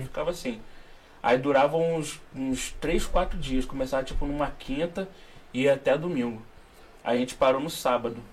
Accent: Rio de Janeiro, Brazil; eu sou carioca, né? Nasci aqui no Rio.

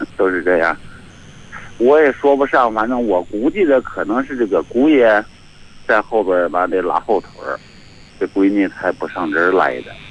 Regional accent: Xinjiang, China; moved away as an adult; now in Tangshan, China; 我是新疆的那个什么，我是工人。 工人现在不是下岗了吗？我回咱们老家回唐山来了。 到唐山，那不是我这个年纪，我现在是五十四。 有一个女儿，已经出阁了

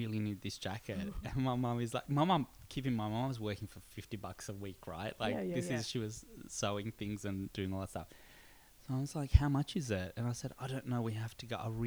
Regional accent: Cyprus; I grew up in Cyprus

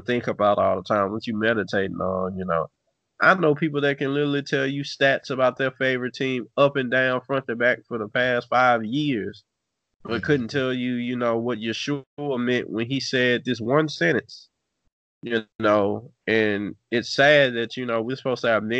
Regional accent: Natchez, Mississippi, United States; I grew up in Natchez, Mississippi

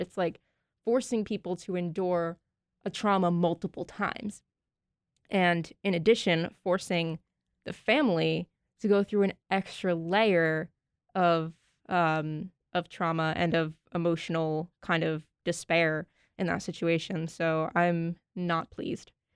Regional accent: Massachusetts, United States; I'm from Massachusetts.

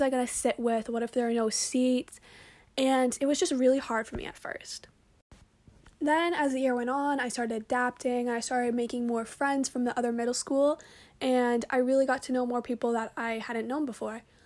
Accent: Braintree, Massachusetts, United States; I'm from Braintree, which is pretty good at lacrosse

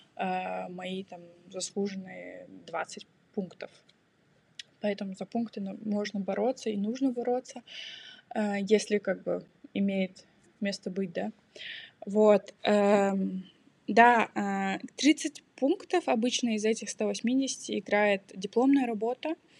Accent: Kazakhstan; now in Germany; я сама из Казахстана, но живу и учусь в Германии

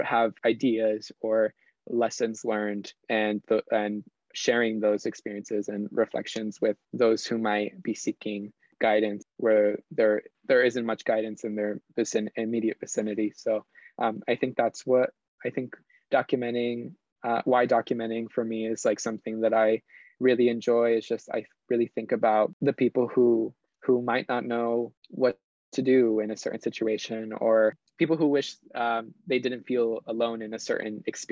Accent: Dover, New Jersey, United States; also born or lived in Armenia, Colombia; here in my hometown of Dover, New Jersey

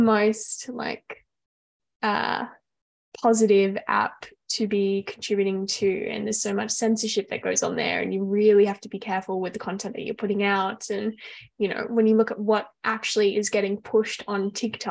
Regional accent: Australia; as an Australian

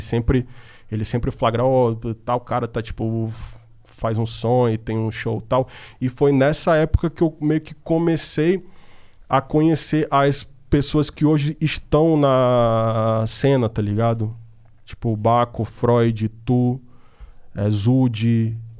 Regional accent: Manaus, Amazonas, Brazil; moved away as an adult; now in São Paulo, Brazil; eu sou do norte, e eu sou de Manaus

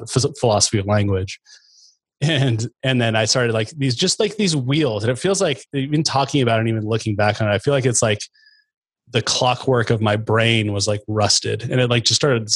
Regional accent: Chattaroy, Washington, United States; I grew up in out in Chatteroy, kind of way out north of Meade, about 20 miles north

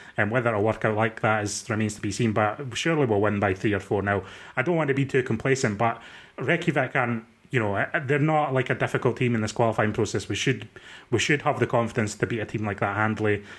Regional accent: Dundee, Scotland, United Kingdom; I'm from Dundee.

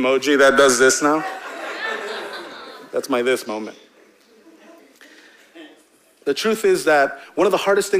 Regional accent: Hempstead, United States; growing up in Hempstead

